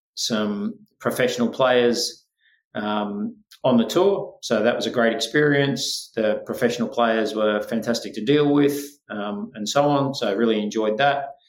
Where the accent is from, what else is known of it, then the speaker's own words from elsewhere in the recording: Australia; accent: Australian; also born or lived in Scotland / Spain; born in Scotland, um, but spent my life for the most part in Australia, albeit there was four years there where I went back to Spain to live